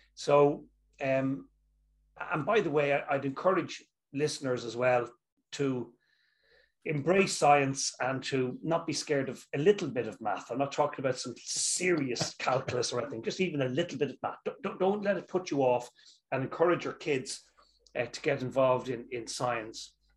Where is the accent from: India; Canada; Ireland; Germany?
Ireland; Dublin, Leinster; also born or lived in Dundee, Scotland; where I'm from, I'm from Dublin, Ireland.